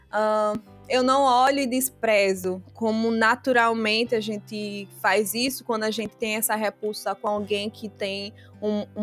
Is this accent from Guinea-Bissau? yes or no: yes; Biombo, Guinea-Bissau; E nós somos de Biombo, uma cidade de Biombo. E lá meus pais aprenderam a falar o papel, que se fala pepel, na verdade. E aí eu não aprendi, porque eu fui criado na cidade.